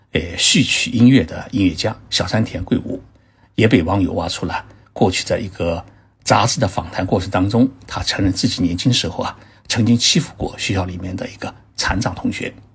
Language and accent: Chinese; China; 而我们中国人呢，并不这么想